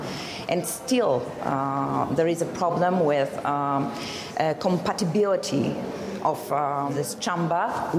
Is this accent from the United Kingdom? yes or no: no; Poland; I'm a judge from Poland, Polish judge.